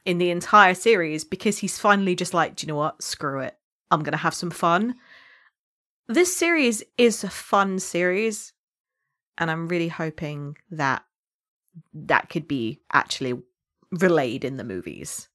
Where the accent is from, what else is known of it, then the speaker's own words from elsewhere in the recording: United Kingdom; accent: British; I could have entirely lost my British accent.